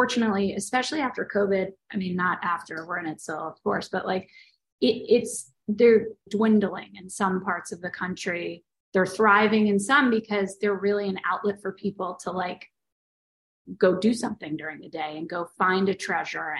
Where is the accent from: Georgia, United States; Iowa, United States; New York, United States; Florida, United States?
New York, United States; Long Island; moved away as an adult; also born or lived in Boston; now in Los Angeles, United States; I grew up in Long Island. I grew up in New York